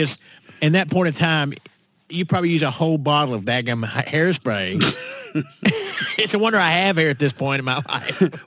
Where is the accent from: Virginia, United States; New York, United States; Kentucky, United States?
Kentucky, United States; Winchester; now in Nashville, United States; I was born uh, up in central Kentucky, right around Lexington, a little town called Winchester.